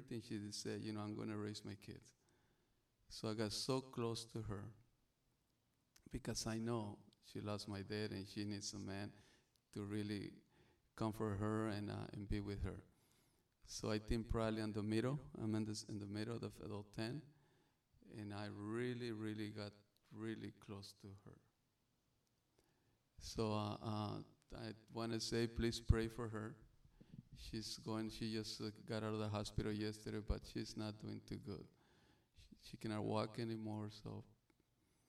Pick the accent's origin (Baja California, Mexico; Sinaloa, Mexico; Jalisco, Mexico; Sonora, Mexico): Sonora, Mexico; English is a second language; also born or lived in Arizona / California; now in Hawaii, United States; the way I speak, the way my English, I'm from Mexico. I'm born in Sonora, right across from Arizona.